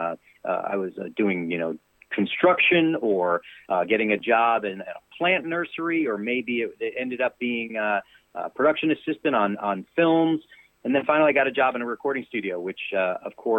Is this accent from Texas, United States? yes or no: no; New York City, New York, United States; moved away as an adult; now in Nashville, United States; I'm born and raised in New York City, and I love it. I'll always be a Brooklyn boy